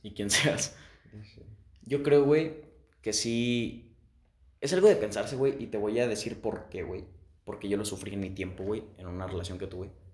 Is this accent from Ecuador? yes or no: no; Guanajuato, Mexico; Yo soy de Guanajuato